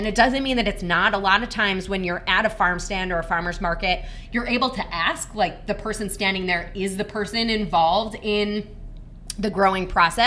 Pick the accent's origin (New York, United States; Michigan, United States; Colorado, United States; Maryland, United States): Michigan, United States; I grew up in Michigan